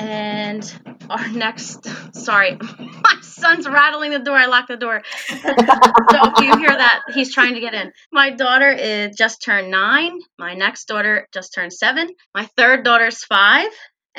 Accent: New Jersey, United States; I'm from South Jersey, about 20 minutes outside of Philadelphia.

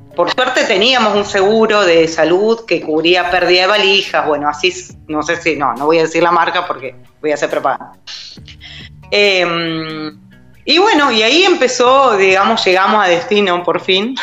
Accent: Neuquén, Argentina; moved away as an adult; nos tomamos un avión de Neuquén a Buenos Aires, somos de Neuquén Capital

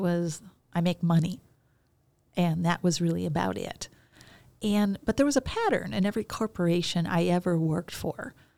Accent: Chicago, Illinois, United States; I grew up in Chicago.

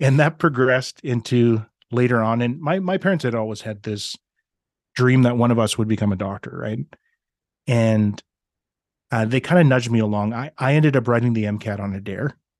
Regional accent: Regina, Saskatchewan, Canada; now in Grande Prairie, Canada; I grew up in Regina, Saskatchewan

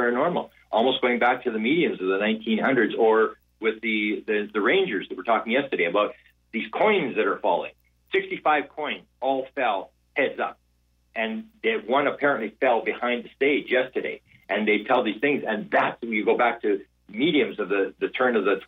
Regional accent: Canada; I'm from Canada where it's very cold now.

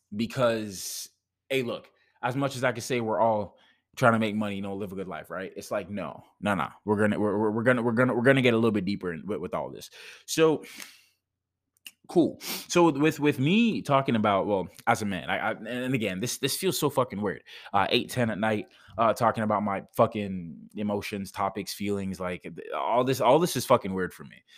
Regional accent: Jamaica; moved away; I'm Jamaican.

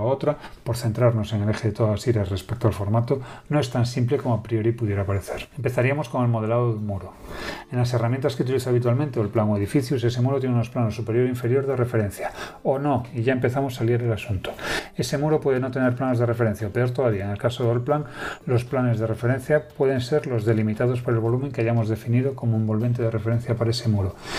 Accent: Galicia, Spain; soy gallego, de Galicia, de España

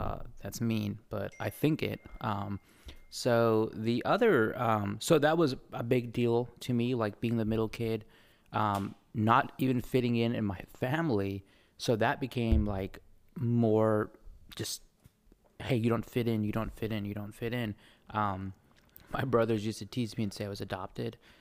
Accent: Bay Area, California, United States; accent: New Zealand; also born or lived in New Zealand; I grew up in the Bay Area, um, very diverse, I'm lucky to have grown up there

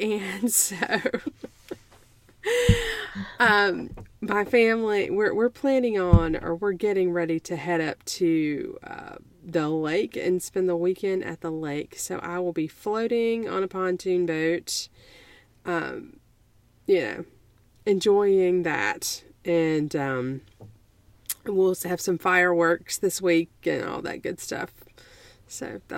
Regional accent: South Carolina, United States; I was born in South Carolina and in the 1970s.

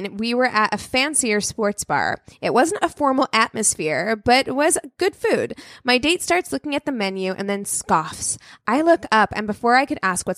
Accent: California, United States; I'm from California

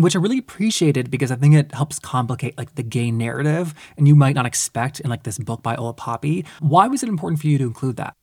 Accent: the South, United States; I grew up in the South as well

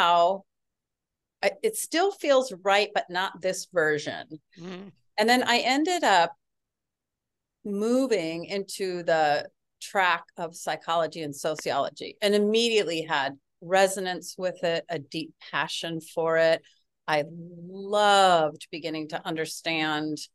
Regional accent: West Coast, near Seattle, Washington, United States; moved away as an adult; also born or lived in Baltimore area; I grew up in Mexico on the West Coast

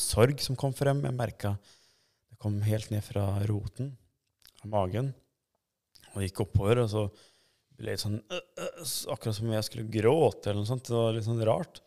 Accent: Norway; also born or lived in Kosovo / Sweden; jeg er så å si oppvokst her i Norge

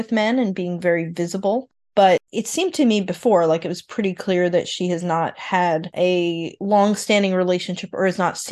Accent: New York, United States; I grew up in New York with a lot of Italian Americans

